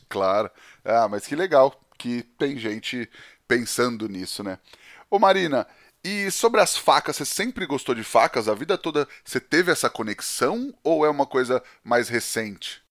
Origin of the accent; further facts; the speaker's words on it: Penápolis, São Paulo, Brazil; em Penápolis principalmente, né? Que é onde eu, onde eu cresci